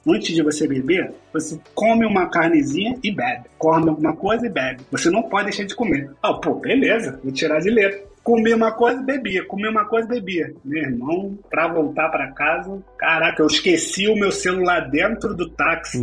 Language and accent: Portuguese; Rio de Janeiro, Brazil; moved away as an adult; also born or lived in Russia; now in Madrid, Spain; eu sou do Rio de Janeiro, eu me formei em engenharia de telecomunicações